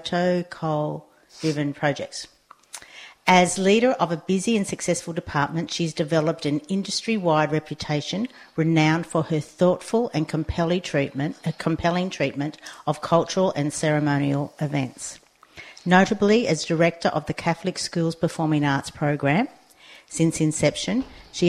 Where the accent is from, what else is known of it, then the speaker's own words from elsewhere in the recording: Sydney, New South Wales, Australia; now in Narrabeen, Australia; I was born in St. George area